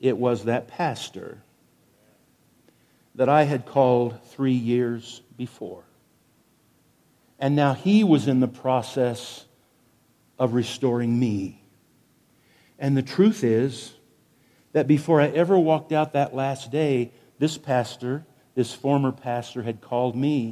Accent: Wichita, Kansas, United States; I was a 14-year-old city kid growing up in Wichita, Kansas

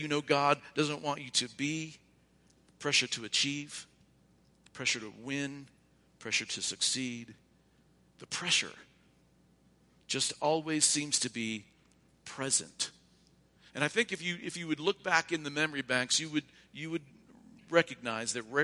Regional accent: Ohio, United States; moved away; also born or lived in Oregon; I'm from Ohio

